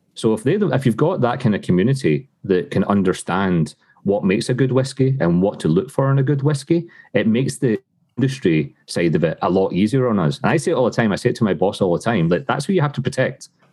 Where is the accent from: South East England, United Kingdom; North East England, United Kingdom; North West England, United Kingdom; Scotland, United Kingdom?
Scotland, United Kingdom; moved away as an adult; now in Canada; growing up in Scotland.